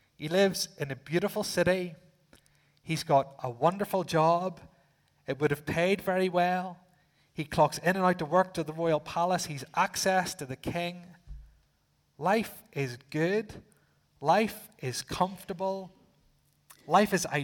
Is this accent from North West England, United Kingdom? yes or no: no; Northern Ireland, United Kingdom; being from the island, I said, yes, I am.